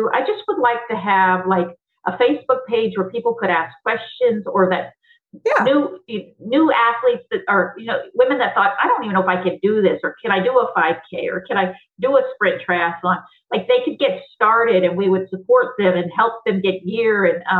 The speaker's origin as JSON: {"language": "English", "region": "the South", "country": "United States", "tie": "born or raised there", "said": "because my mom would say, you know, growing up in the South, you know, stop throwing a hissy fit."}